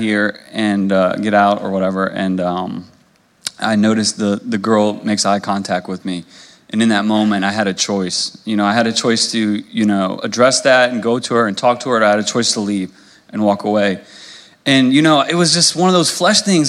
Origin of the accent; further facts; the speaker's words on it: Louisa, United States; I'm from Louisa. I grew up here, so you know, going through high school